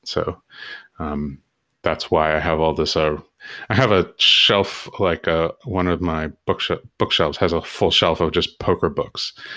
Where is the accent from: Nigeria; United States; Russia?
United States; Southern California; I grew up in Southern California